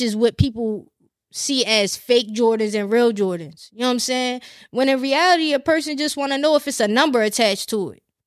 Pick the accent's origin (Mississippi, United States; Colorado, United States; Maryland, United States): Maryland, United States; Glen Burnie; moved away; also born or lived in Annapolis; I don't live, um, in Glen Burnie anymore